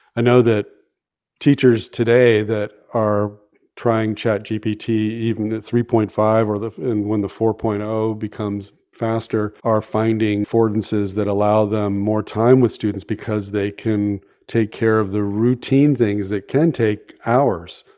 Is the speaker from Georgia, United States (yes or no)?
no; San Francisco Bay Area, California, United States; born or raised there